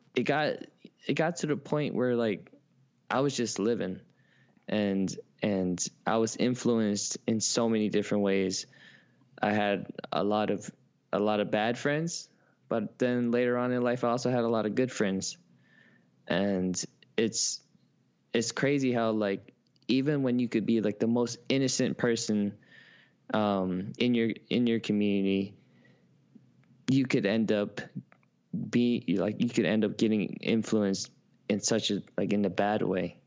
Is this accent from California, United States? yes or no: yes; Oakland, California, United States; moved away as an adult; also born or lived in San Francisco; now in New York, United States; I was born in San Francisco, but raised in Oakland, California.